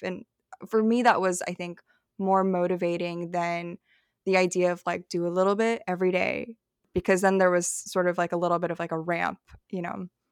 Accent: Dunlap, Illinois, United States; also born or lived in Madison, Wisconsin / Peoria, Illinois; now in New York, United States; I was born in Madison, Wisconsin. I was, like, a, like, a P H D baby. And then I grew up outside of Peoria, like, I spent a few years living in Peoria as a kid, and then I think by the time I was seven, we moved to Dunlap, Illinois

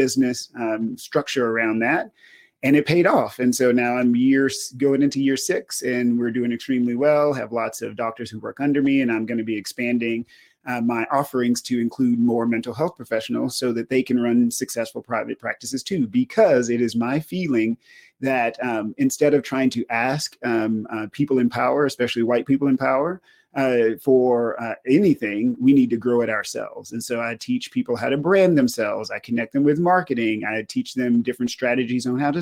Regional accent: Lufkin, Texas, United States; moved away as an adult; also born or lived in Kentucky; So I'm originally from East Texas, a small town called Lufkin, Texas. Grew up there

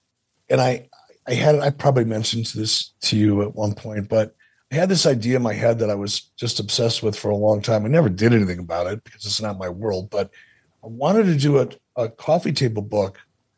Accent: Detroit, Michigan, United States; When I was a kid growing up in Detroit

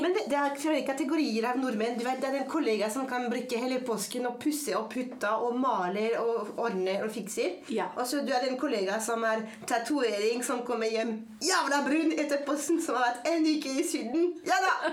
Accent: France; Norwegian is a second language; moved away as an adult; also born or lived in Paris; now in Norway; jeg er født og vokst opp i Frankrike

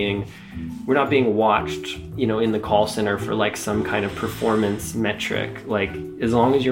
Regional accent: Iowa, United States; moved away; also born or lived in Nevada; I grew up in Iowa in a small industrial town

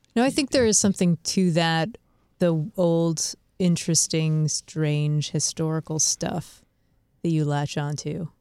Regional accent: Walpole, Massachusetts, United States; I'm from Walpole, Massachusetts

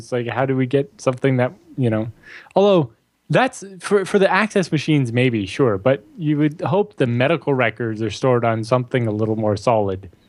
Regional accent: Norfolk General Hospital area, Ontario, Canada; born or raised there

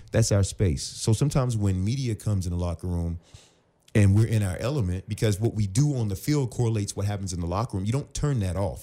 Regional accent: Virginia, United States; moved away as an adult; also born or lived in Phoenix; now in Los Angeles, United States; I was from Virginia

